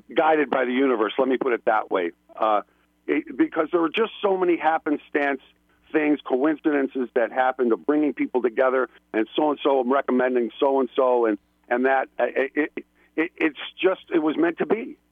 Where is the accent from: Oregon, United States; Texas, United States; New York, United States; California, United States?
New York, United States; Buffalo; accent: flat A's, East Coast; moved away; I'm from originally from Buffalo, New York. You can probably hear it in my flat A's and my East Coast